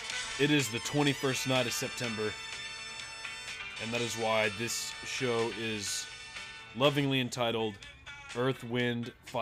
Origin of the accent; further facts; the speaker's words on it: Aledo, Texas, United States; I was left with going to my hometown in Aledo